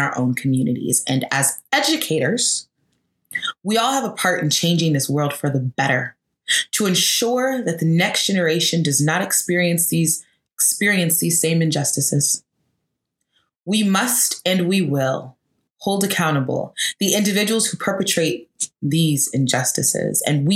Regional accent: Atlanta, Georgia, United States; Atlanta, which is my hometown

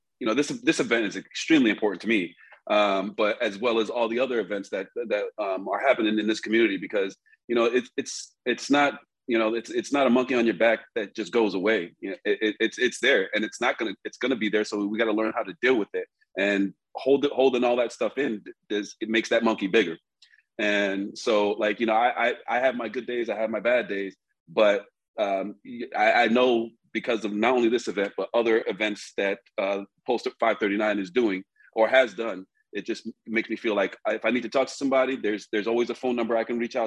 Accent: New York, United States; also born or lived in New Orleans; Born in New Orleans, raised in New York

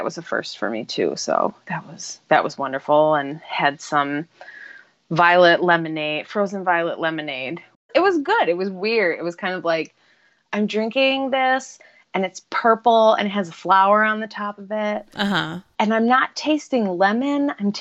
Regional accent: Buffalo, New York, United States; we're from Buffalo

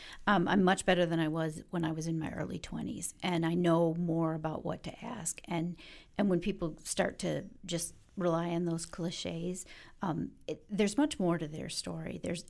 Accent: Detroit, Michigan, United States; I'm from Detroit.

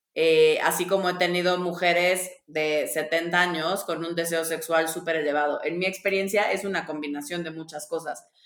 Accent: Tabasco, Mexico; yo soy de Tabasco

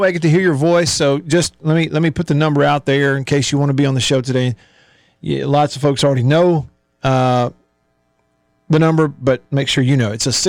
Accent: Tupelo, Mississippi, United States; my hometown of Tupelo, Mississippi.

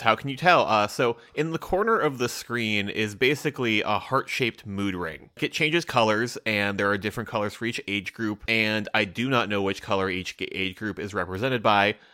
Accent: United States; I'm an American

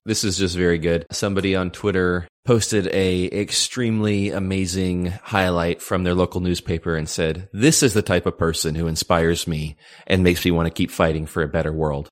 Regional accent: United States; Being, you know, uh, American

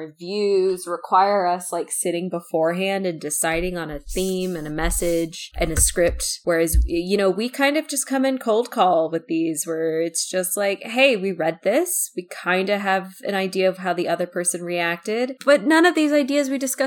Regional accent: United States; I'm an American adult woman

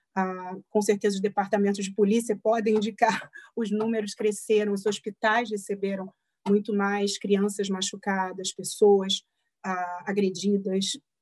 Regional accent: Rio de Janeiro, Brazil; moved away as an adult; now in Pittsburgh, United States; minha cidade natal, no Rio de Janeiro

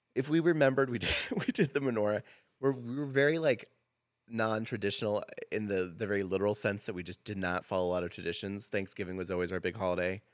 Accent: Portland, Oregon, United States; moved away as an adult; now in Boise, United States; I grew up, like, a stone's throw to the Portland L D S Temple.

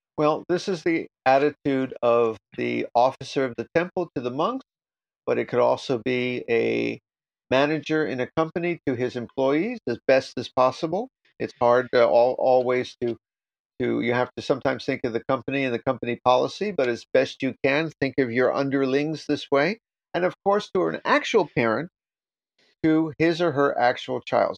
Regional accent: New York, United States; I'm from New York

